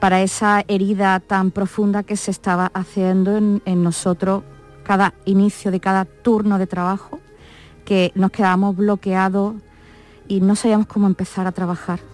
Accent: Málaga, Andalusia, Spain; yo no soy de Córdoba, soy de Málaga

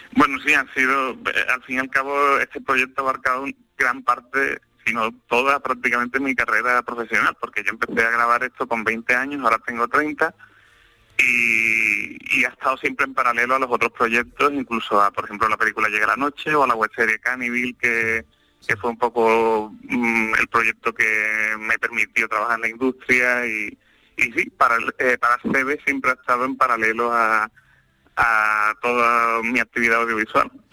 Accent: Sanlúcar de Barrameda, Andalusia, Spain; also born or lived in Seville; yo soy de San Sanlúcar de Barrameda

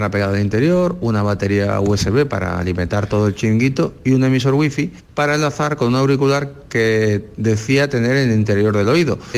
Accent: Granada, Andalusia, Spain; also born or lived in Paris, France; Ya he terminado de estudiar allí y he venido a mi tierra, Granada.

